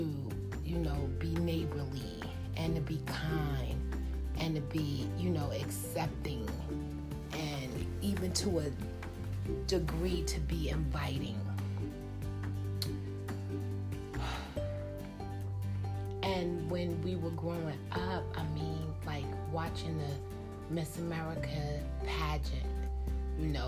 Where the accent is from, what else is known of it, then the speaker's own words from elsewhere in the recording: United States; I wouldn't want to be anything else than American, and that's because I'm American